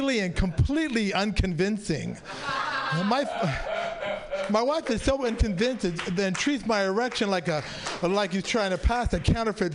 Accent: San Francisco, California, United States; I'm a native San Franciscan, but besides me being Pakistani, I was born and raised.

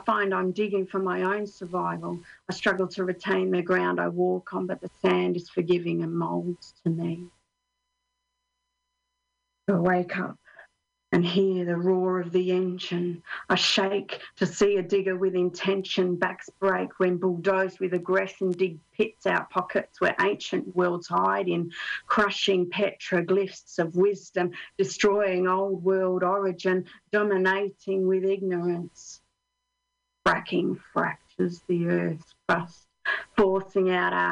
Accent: Australia; now in Finland; I'm Australian

